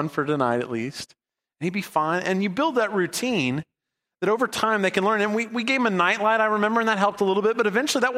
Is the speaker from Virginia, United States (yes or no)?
no; California, United States; We grew up in California for a lot of my growing up years